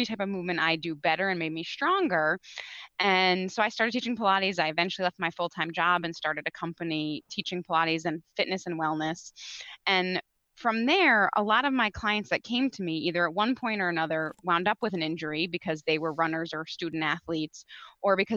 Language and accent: English; Connecticut, United States; I grew up, born and raised in Connecticut.